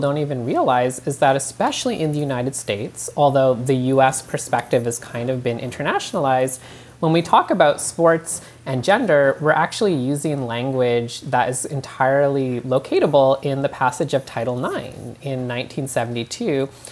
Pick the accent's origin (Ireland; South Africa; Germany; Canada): Canada; moved away; I'm from Canada where I grew up